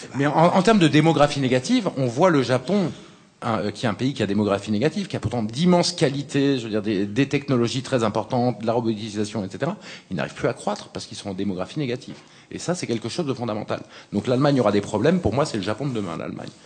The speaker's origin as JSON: {"language": "French", "country": "France", "said": "en tant que Français"}